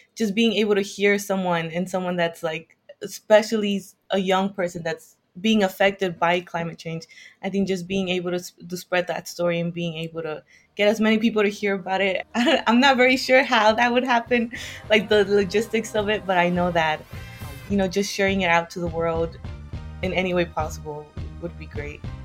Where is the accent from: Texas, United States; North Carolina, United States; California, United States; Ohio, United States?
California, United States; Hawthorne; moved away; I'm from California, uh, the southern part of California. So I'm from Hawthorne, which is around 10 minutes from the airport.